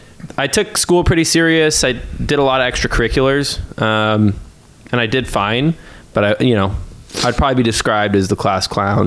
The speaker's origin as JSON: {"language": "English", "town": "Fresno", "region": "California", "country": "United States", "tie": "born or raised there", "said": "I got into real estate just about 5 years ago. I'm from Fresno originally. As pretty much as long as I can remember, I've lived here."}